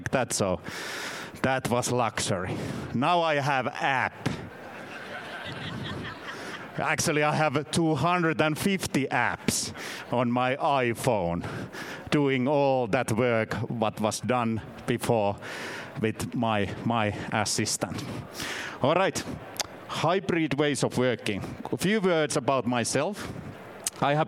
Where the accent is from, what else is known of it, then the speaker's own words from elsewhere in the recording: Finland; first language Finnish; English is a second language; I'm from Finland.